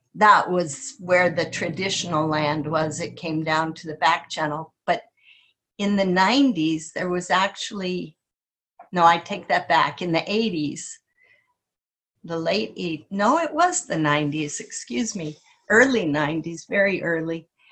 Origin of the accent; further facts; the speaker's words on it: Kenai, Alaska, United States; growing up in Kenai on this this woodsy land